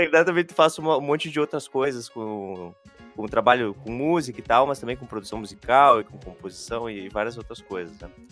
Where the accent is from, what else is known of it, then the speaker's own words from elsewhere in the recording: São Vicente do Sul, Rio Grande do Sul, Brazil; moved away as an adult; also born or lived in Santa Maria; Eu sou natural de São Vicente do Sul, no Rio Grande do Sul, lá Opa. na região da Campanha